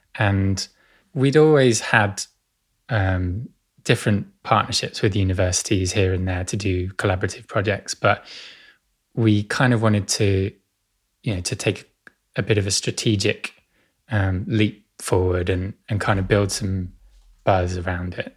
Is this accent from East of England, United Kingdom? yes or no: yes; Essex, East of England, United Kingdom; I grew up in Essex, uh, to the northeast of London.